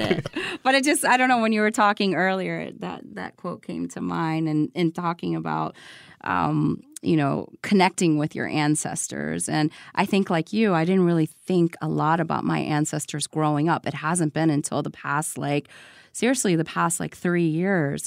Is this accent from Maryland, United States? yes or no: yes; Baltimore, Maryland, United States; also born or lived in Richmond, Virginia; I was born in Richmond, Virginia, so that first seven years of my life was Southern, uh, small community. And then from there, moved to Baltimore